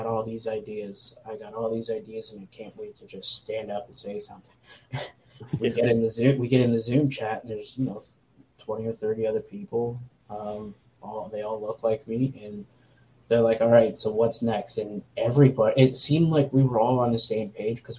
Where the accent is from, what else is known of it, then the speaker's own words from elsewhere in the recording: Canada; as a Canadian